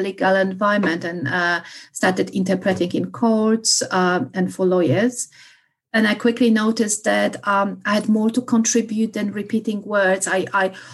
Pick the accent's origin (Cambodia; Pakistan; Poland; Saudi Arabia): Poland; English is a second language; moved away; being Polish, but I think it makes it more difficult. I have encountered many misconceptions about myself or my background or my accent.